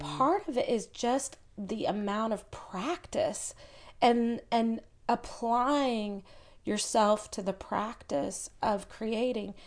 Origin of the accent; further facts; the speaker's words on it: Chattanooga, Tennessee, United States; moved away; also born or lived in California; I was born and raised in Chattanooga.